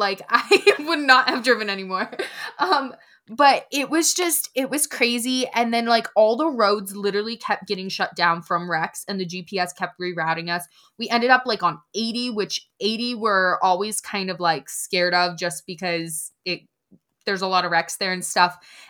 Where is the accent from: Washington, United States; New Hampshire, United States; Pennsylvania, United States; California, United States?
Pennsylvania, United States; Like it's just snow. We're from Pennsylvania. We drive in the snow or whatever.